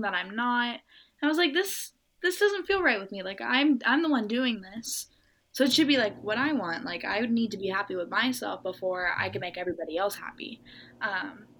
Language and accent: English; Norco, California, United States; I'm from Norco. It's a very like horse town, little area in Southern California.